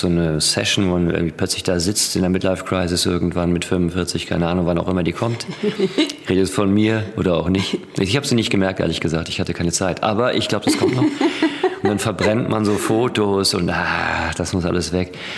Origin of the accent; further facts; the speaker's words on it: Ruhr area, North Rhine-Westphalia, Germany; ich komme aus dem Ruhrgebiet